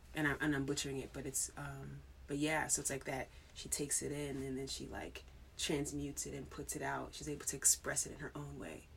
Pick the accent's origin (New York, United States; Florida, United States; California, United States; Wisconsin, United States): New York, United States; growing up in New York